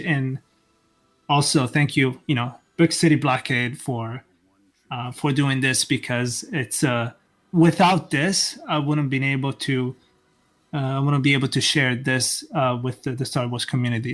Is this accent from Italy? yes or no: yes; Italy; moved away; I'm actually originally from Italy